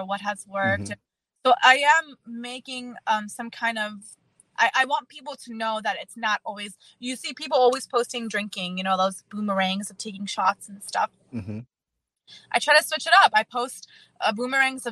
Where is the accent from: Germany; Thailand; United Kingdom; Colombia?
Germany; also born or lived in Czech Republic; now in United States; I was born in Czech Republic and raised in Germany